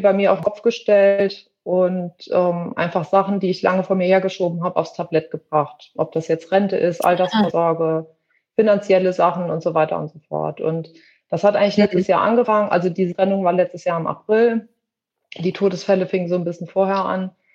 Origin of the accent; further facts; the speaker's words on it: western Germany, Germany; moved away; also born or lived in between Leipzig and Halle, eastern Germany; ich wohne in der Nähe von zwischen Leipzig und Halle, also im Osten Deutschlands, komme aber ursprünglich aus dem Westen, bin aber mittlerweile schon sehr lange hier